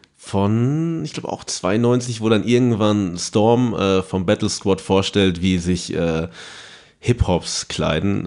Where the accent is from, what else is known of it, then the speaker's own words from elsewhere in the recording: Paderborn, North Rhine-Westphalia, Germany; bei uns in Paderborn